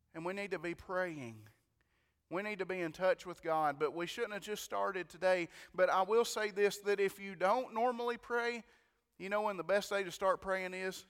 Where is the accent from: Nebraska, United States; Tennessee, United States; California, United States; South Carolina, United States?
Tennessee, United States; White County; I'm from White County